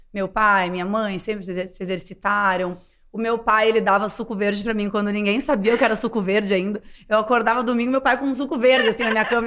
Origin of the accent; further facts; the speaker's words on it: Rio Grande do Sul, Brazil; Eu sou gaúcha também.